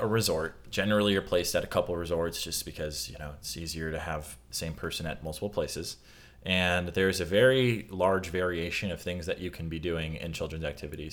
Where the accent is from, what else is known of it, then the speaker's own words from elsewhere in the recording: Midwest, United States; I'm from the Midwest